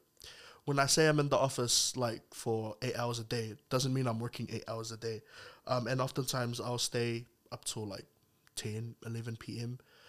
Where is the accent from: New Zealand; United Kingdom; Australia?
New Zealand; South Auckland, Auckland; I am 23 years old. I'm from South Auckland, Rewahard.